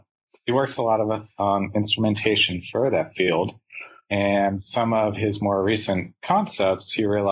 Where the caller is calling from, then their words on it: Tucson, Arizona, United States; I'm actually calling in from Tucson, Arizona.